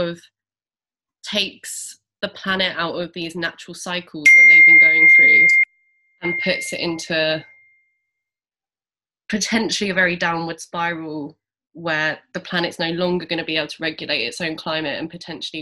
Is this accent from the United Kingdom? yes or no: yes; London, United Kingdom; I grew up in Southeast London